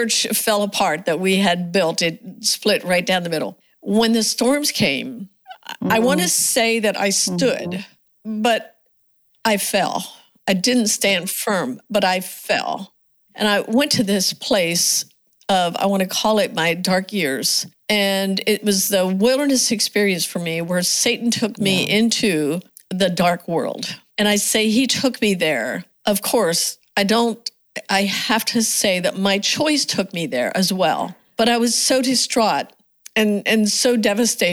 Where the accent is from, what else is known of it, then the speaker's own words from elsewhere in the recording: United States; growing up in the Amish community, my mom and dad were Old Order Amish